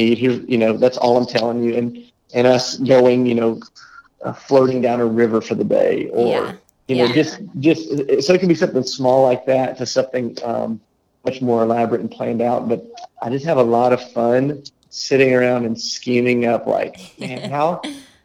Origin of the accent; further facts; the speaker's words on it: United States; as an American